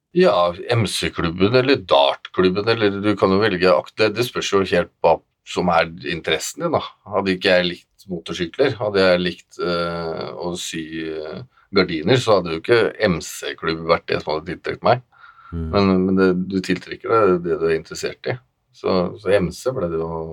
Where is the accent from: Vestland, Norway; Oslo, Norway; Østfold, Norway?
Østfold, Norway; Moss; also born or lived in Våler; Jeg er eh, oppvokst i Våler og i Moss